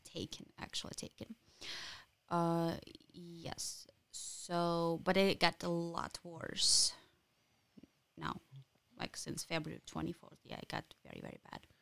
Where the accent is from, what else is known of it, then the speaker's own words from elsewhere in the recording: Ukraine; English is a second language; moved away as an adult; now in Lansing, United States; I'm from Ukraine